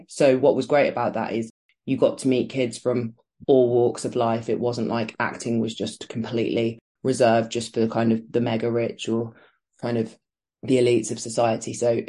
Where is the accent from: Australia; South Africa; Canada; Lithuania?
Canada; also born or lived in Birmingham, United Kingdom; So I am from Birmingham, which is a city in the West Midlands. And I grew up there until I was 4. And then I moved to Canada.